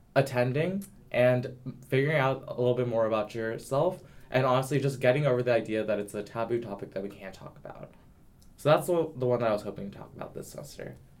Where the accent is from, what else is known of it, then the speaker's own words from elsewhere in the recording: the South, United States; I'm from the South